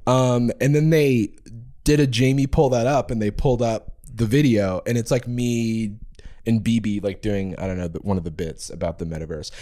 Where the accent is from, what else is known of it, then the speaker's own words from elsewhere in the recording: Gainesville, Florida, United States; the University of Florida, which is in my hometown